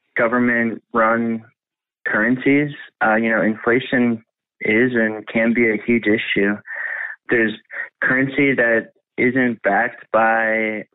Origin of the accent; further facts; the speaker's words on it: Pittsburgh, Pennsylvania, United States; I grew up in Pittsburgh